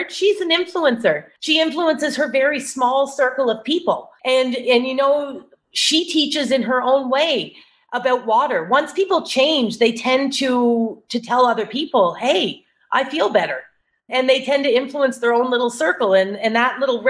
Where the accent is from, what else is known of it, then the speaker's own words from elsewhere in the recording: Cape Breton Island, Nova Scotia, Canada; So I'm Canadian. I grew up in Nova Scotia on a small island actually called Cape Breton Island off the east coast of Nova Scotia.